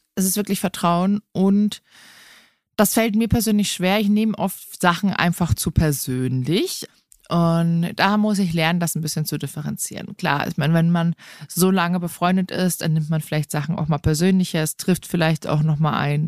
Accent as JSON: {"language": "German", "town": "Rottach-Egern", "region": "Bavaria", "country": "Germany", "tie": "born or raised there", "said": "ich bin hier am Tegernsee groß geworden, in Rottach-Egern"}